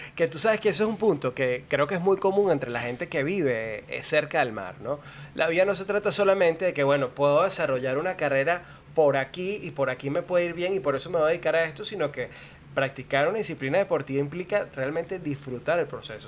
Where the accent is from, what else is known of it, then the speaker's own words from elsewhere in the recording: Caracas, Capital District, Venezuela; moved away as an adult; yo nací y crecí en Caracas, luego decidí mudarme al, mar